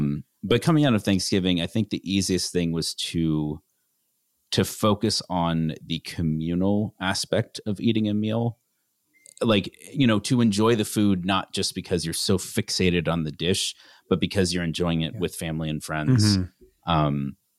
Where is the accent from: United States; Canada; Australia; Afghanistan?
Canada; I grew up in Canada.